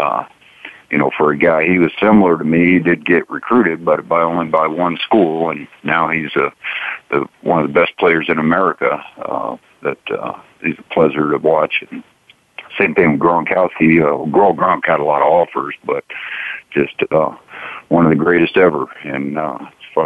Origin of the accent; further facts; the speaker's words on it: Colorado Springs, Colorado, United States; I'm from Colorado Springs, Colorado